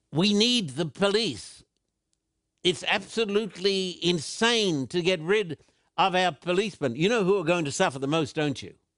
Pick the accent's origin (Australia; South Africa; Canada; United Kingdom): Australia; when I was a little boy growing up in Australia